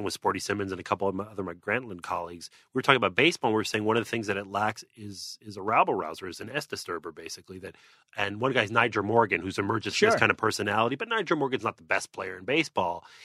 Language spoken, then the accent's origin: English; Montreal, Quebec, Canada; I grew up in Montreal